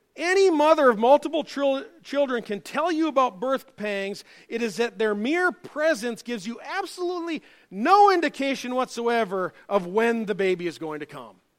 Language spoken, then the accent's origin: English; United States; as an American.